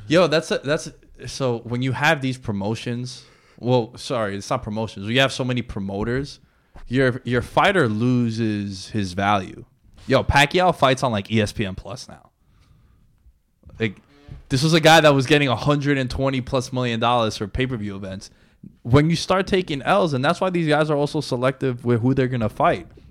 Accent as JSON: {"language": "English", "town": "New York City", "region": "New York", "country": "United States", "said": "we're from New York City"}